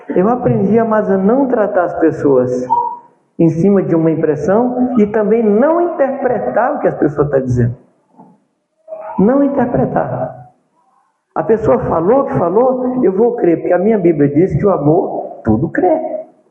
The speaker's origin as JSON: {"language": "Portuguese", "region": "Minas Gerais", "country": "Brazil", "also_born_or_lived": "Jundiaí", "moved": "yes", "said": "Eu sou mineiro"}